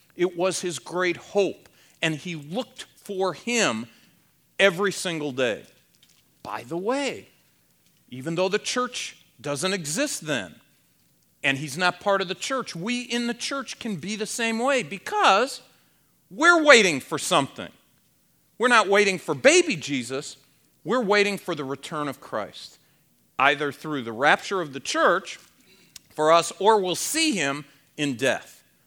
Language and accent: English; Ohio, United States; I was born in Ohio.